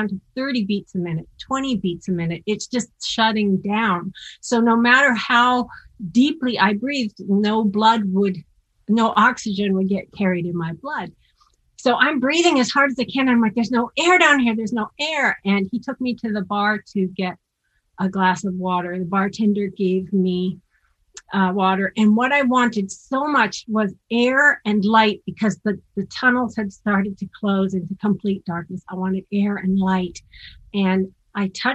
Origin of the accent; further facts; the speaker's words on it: Seattle, Washington, United States; I'm from Seattle and I grew up in the Pacific Northwest